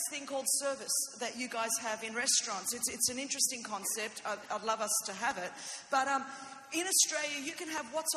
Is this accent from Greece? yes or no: yes; Greece; first language Greek; English is a second language; I know a little Greek myself because I am Greek and I am little, and I didn't speak English until I was five